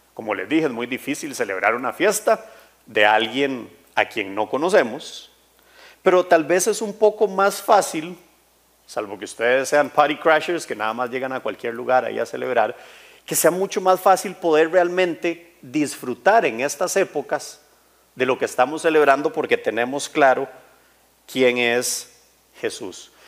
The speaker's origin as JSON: {"language": "Spanish", "country": "Costa Rica", "tie": "born or raised there", "said": "yo nací aquí en Costa Rica y crecí, así, cuarenta y tantos años"}